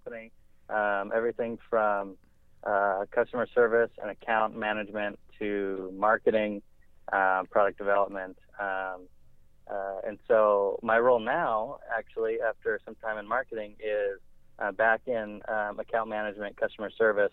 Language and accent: English; Bakersfield, California, United States; also born or lived in San Diego, California; I grew up in Bakersfield, California, about 2 hours north